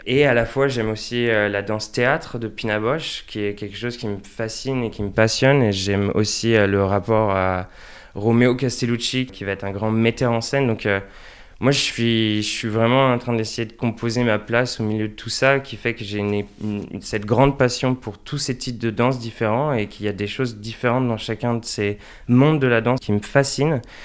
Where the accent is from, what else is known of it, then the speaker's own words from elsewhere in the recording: Angers, Pays de la Loire, France; now in The Hague, Netherlands; je suis né à Angers